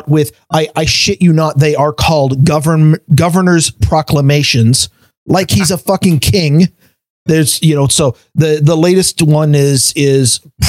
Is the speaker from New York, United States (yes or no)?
no; Washington, United States; for the first time in 45 years, I am actually thinking about leaving my home state where I was born